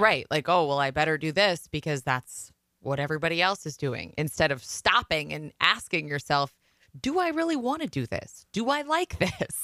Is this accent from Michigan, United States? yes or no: no; Waukon, Iowa, United States; moved away as an adult; now in Minnesota, United States; if my parents would have stayed in Waukon, Iowa when I went to college